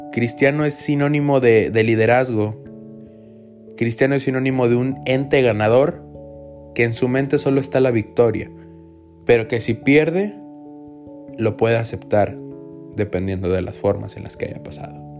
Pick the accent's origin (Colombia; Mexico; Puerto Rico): Mexico; nosotros como mexicanos